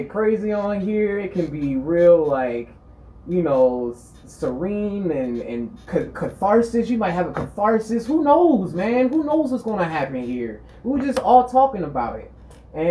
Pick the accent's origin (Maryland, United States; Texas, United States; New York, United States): Maryland, United States; Baltimore; I'm also from Baltimore, Maryland